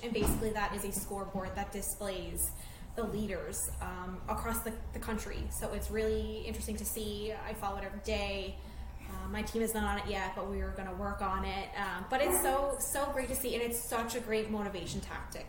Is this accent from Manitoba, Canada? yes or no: no; Newfoundland and Labrador, Canada; now in St. John's, Canada; I am a Newfoundlander, and I've born and raised Newfoundland and Labrador